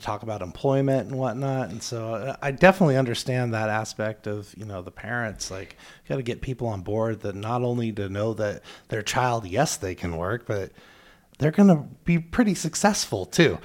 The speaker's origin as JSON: {"language": "English", "town": "Spokane", "region": "Washington", "country": "United States", "said": "I'm from Spokane, too"}